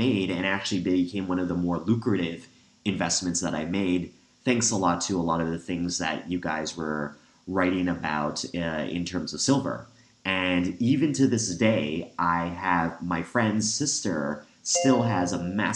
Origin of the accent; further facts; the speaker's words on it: Canada; I'm actually Canadian